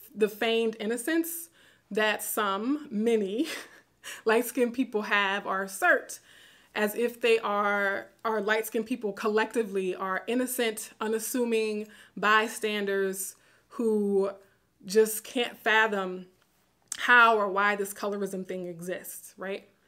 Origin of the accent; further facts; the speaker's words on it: Baton Rouge, Louisiana, United States; moved away; my hometown in Baton Rouge